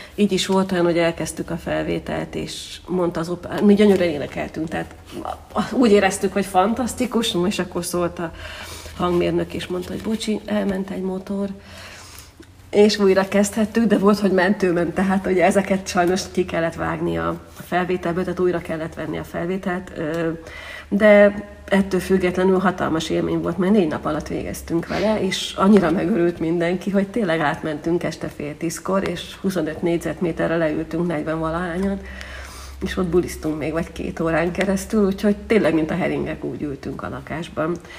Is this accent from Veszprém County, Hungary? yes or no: yes; Veszprém, Veszprém County, Hungary; moved away as an adult; now in Zirc, Hungary; magam Veszprémiként azért tudom, hogy hogyan zajlott a városi kórus élete